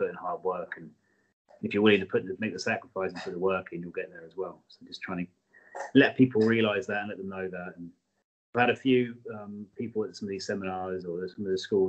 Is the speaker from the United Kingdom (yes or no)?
yes; England, United Kingdom; we're English.